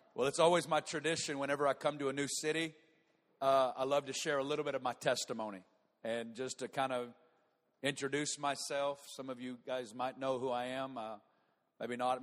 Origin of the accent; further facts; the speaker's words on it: Northwest Arkansas, United States; moved away as an adult; now in Kansas City, United States; I'm from Northwest Arkansas